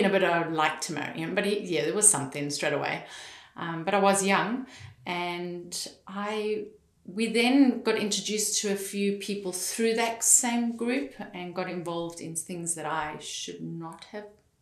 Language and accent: English; Fish Hoek, Western Cape, South Africa; Fishhook in Cape Town